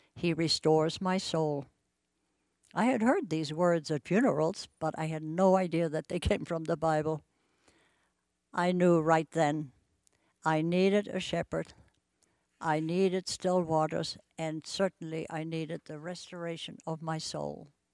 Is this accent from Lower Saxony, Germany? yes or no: no; Bremen, Germany; moved away as an adult; now in Spokane, United States; I grew up in Bremen, Germany, and lived through World War Two